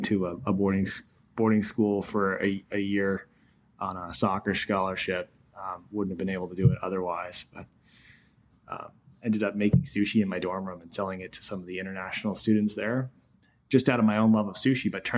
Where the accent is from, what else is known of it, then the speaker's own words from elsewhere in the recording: Maine, United States; moved away as an adult; also born or lived in New York; I'm from Maine, small town in Maine where there are more waterfowl than there are people